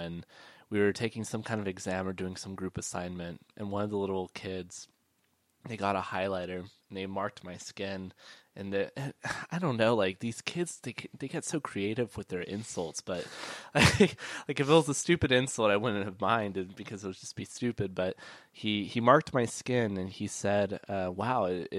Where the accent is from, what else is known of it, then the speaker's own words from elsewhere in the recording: Brady, United States; growing up in Brady was the fact that we were the only Asian American family in our hometown, and I didn't come out at the time, but I was gay.